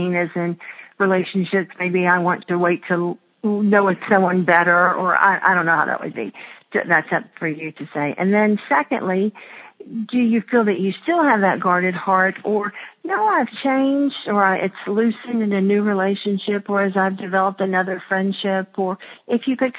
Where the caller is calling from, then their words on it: Atlanta, Georgia, United States; I'm calling from Atlanta